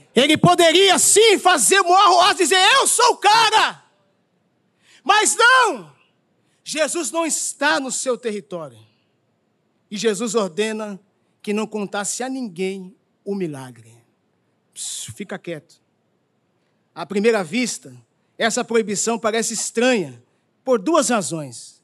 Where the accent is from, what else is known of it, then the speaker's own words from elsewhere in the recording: São Paulo, Brazil; now in Rio de Janeiro, Brazil; Eu, como um bom paulista